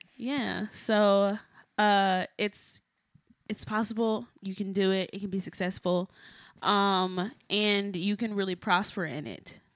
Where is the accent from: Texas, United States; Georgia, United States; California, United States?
Texas, United States; moved away as an adult; also born or lived in Boston